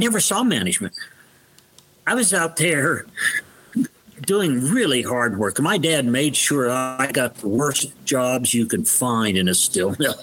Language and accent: English; Youngstown, Ohio, United States; I was born in Youngstown, Ohio, which is the steel town.